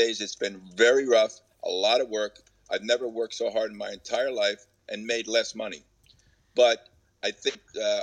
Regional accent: Lakewood, New Jersey, United States; in 1950, I was born in Lakewood, New Jersey

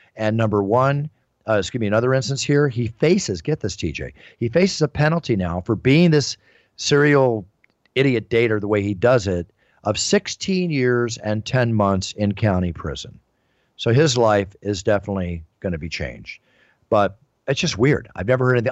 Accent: Philadelphia, Pennsylvania, United States; moved away; also born or lived in Dallas; I was raised a lot many years in my hometown, which I consider, which is Philadelphia

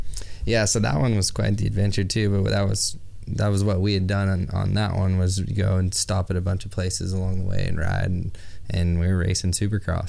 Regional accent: Central Coast, California, United States; close to my hometown where I grew up. Yeah, right. And on the Central Coast in California

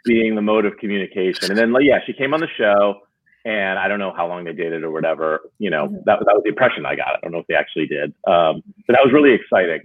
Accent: New Jersey, United States; I grew up in New Jersey

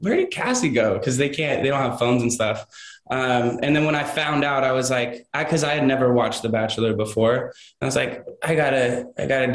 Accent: Orange County, California, United States; I'm from Orange County

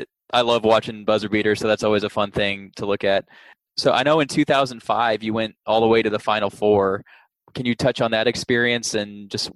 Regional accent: Dallas, Texas, United States; I'm born and raised in Dallas.

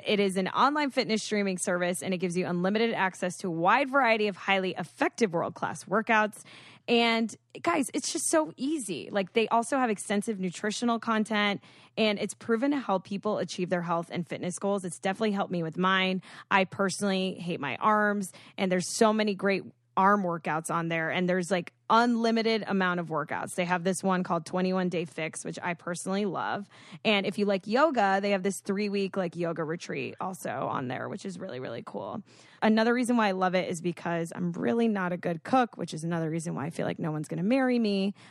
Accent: Boca Raton, Florida, United States; I'm from Boca

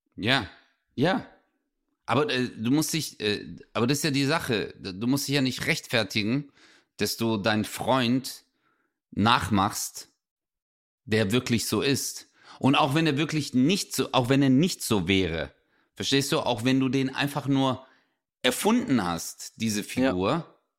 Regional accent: Swabia, Baden-Württemberg, Germany; accent: Swabian; ich rede Schwäbisch

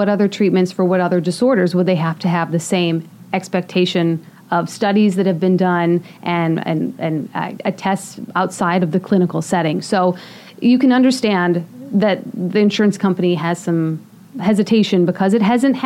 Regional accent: Minnesota, United States; moved away; I'm from Minnesota

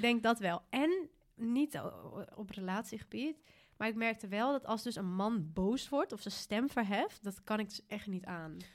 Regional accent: Bergen, Netherlands; moved away; Bergen, waar ik vandaan kwam, kom

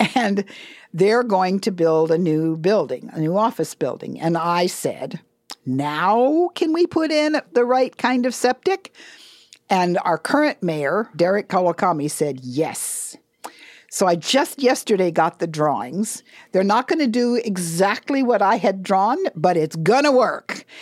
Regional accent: Hawaii, United States; we're Native people

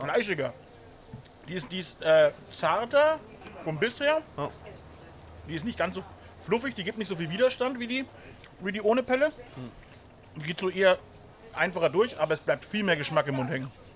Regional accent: Bavaria, Germany; als stolzer Bayer

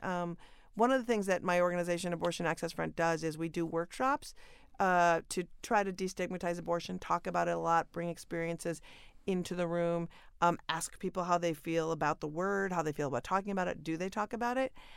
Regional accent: Minnesota, United States; moved away; born and raised in Minnesota

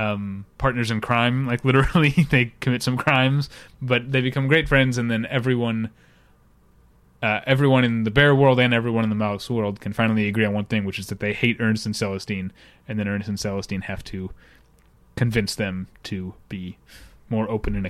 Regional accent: United States; I'm American.

